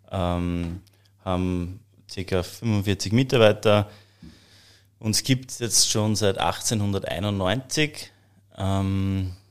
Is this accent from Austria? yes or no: yes; Hollabrunn, Lower Austria, Austria; Ja, also wir, wir haben, also wir sind aus Hollabrunn, äh, direkt eigentlich aus dem Herzen des Weinviertels.